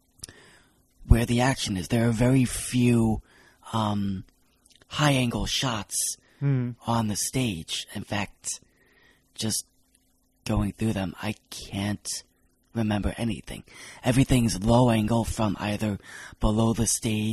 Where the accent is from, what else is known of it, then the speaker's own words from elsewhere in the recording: Long Island, New York, United States; accent: Long Island; my Long Island accent